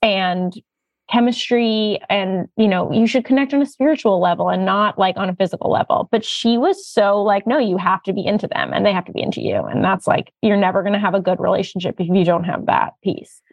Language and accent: English; United States; as an American Jew